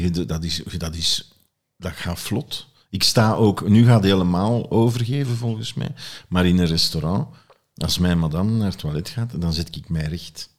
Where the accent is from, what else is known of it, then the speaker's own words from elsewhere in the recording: Flanders, Belgium; bij ons in Vlaanderen